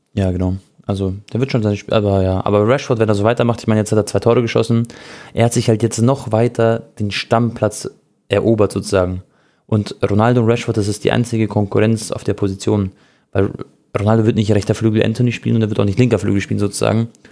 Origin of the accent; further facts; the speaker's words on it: Munich, Bavaria, Germany; als Münchner